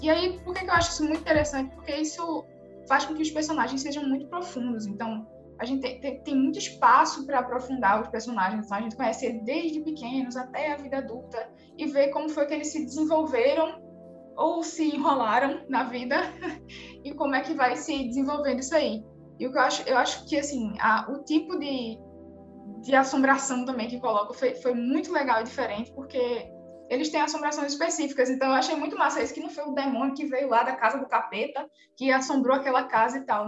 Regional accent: Recife, Pernambuco, Brazil; accent: Recife; sou daqui de Recife

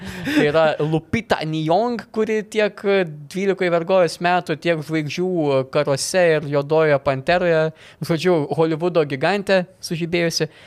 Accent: Lithuania; esame lietuviai vos ne iš to paties kraujo, valgom tą, tą patį maistą, tie patys papročiai panašiai.

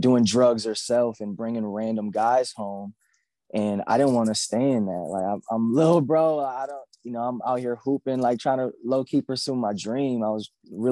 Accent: Grand Rapids, Michigan, United States; I am from Grand Rapids, Michigan, the mighty Midwest.

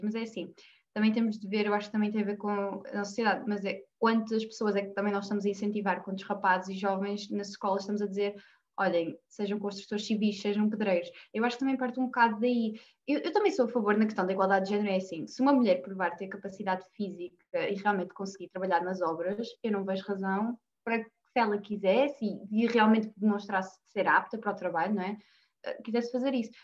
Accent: Norte, Portugal; como nortenha

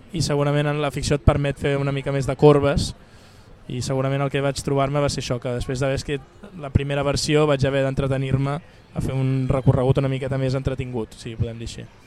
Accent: Barcelona, Catalonia, Spain; accent: Barcelona; also born or lived in Castellserà; jo no deixo de ser una persona nascuda a Barcelona, que parla de Barcelona, tot i que quan vaig allà canvio l'accent

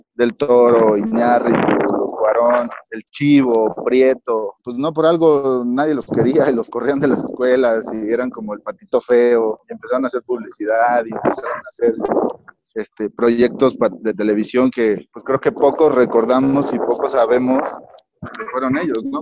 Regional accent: Mexico

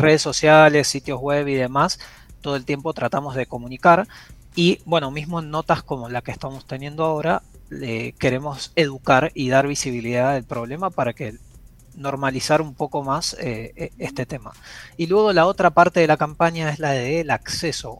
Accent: Buenos Aires, Argentina; now in Panama; yo soy de Buenos Aires, eh, pero vivo en Panamá

